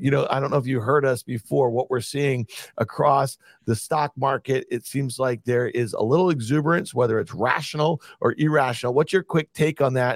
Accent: Syracuse, New York, United States; growing up in Syracuse, New York in the eighties

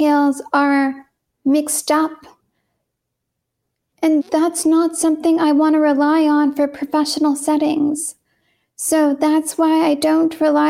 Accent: San Francisco Bay Area, California, United States; moved away as an adult; also born or lived in Portland, Oregon / Massachusetts; I was born in California in the San Francisco Bay Area.

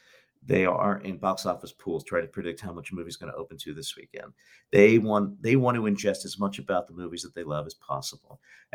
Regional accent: Philadelphia, Pennsylvania, United States; You know, I'm from Philadelphia.

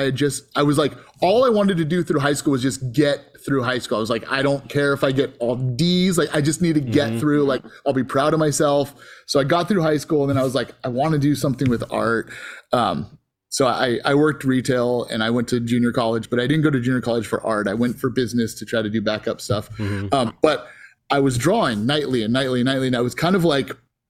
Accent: Antioch, California, United States; I grew up in Antioch, California

